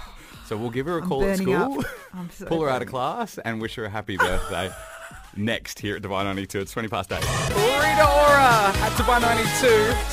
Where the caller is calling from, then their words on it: Dubai, United Arab Emirates; Yeah, good, thanks. I'm calling from Dubai.